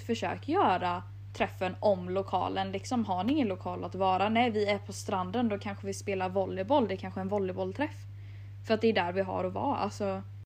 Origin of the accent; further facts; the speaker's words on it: Jönköping, Jönköping County, Sweden; jag är från Jönköping